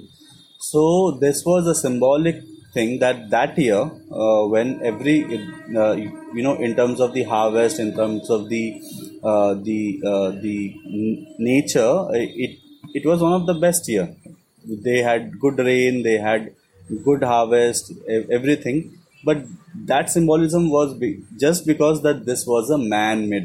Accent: Kolkata, West Bengal, India; I am from Calcutta and I have, you know, studied Bengali till certain standard

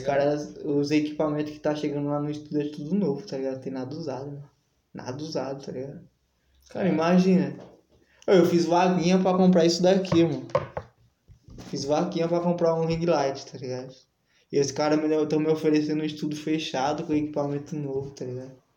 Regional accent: São Paulo, Brazil; eu sou, eu sou fruto e cria do centro também

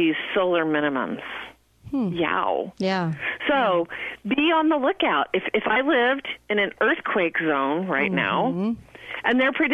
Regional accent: Midwest, United States; I'm from the middle of the country

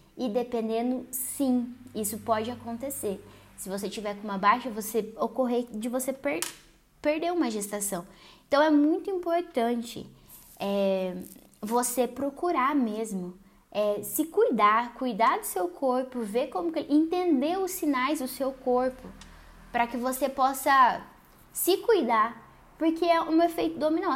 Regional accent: Paraná, Brazil; sou aqui do Paraná

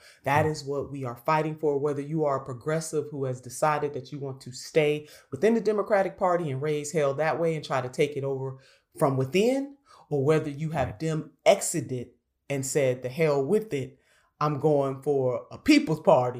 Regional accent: Ohio, United States; I am a member of the DNC from my home state of Ohio

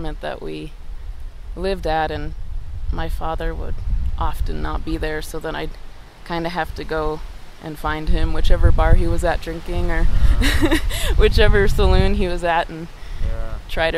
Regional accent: Akron, Ohio, United States; I grew up in Akron, Ohio

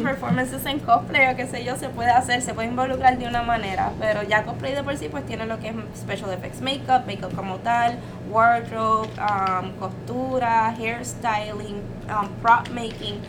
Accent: Carolina, Puerto Rico; soy de Carolina y pues se me hace bien difícil no decir la palabra cabrón

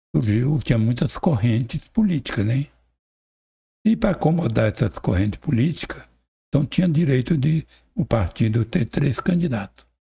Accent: Palmas, Tocantins, Brazil; also born or lived in São Paulo; nós temos fazenda lá, onde é o Jaú. Eu nasci lá. Eu sou o único palmense.

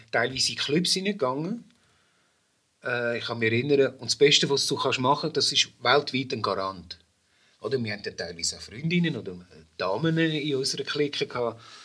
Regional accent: Brazil; also born or lived in Zurich; now in Switzerland; meine Herkunft als Brasilianer

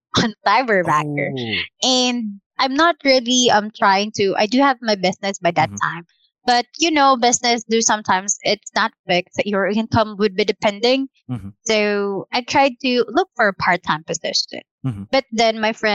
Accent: Quezon City, Metro Manila, Philippines; I'm from Cubao, and I'll be working or going to our headquarters in Taguig

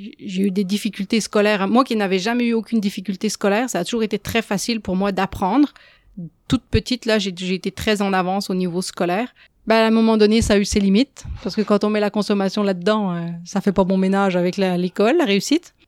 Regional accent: France; moved away as an adult; now in Quebec, Canada; Peut-être que mon accent l'a déjà trahi, mais je ne viens pas d'ici. Euh, ça fait 20 ans que je suis au Québec. J'ai grandi en France

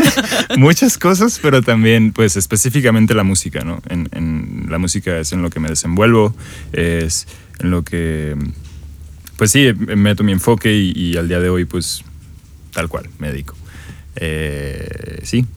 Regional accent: Mexico; Soy, soy un mexicano eh, de 25 años

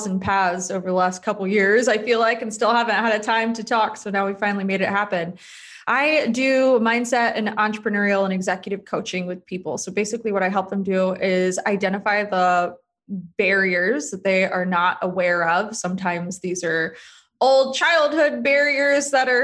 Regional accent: Charlotte, North Carolina, United States; moved away as an adult; I grew up in Charlotte, North Carolina.

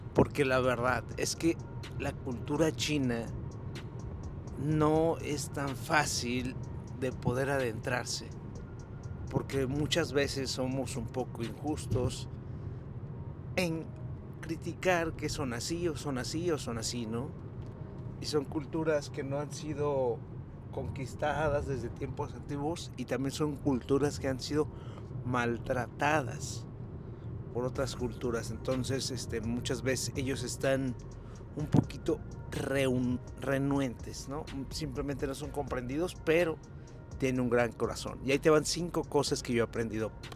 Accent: Mexico

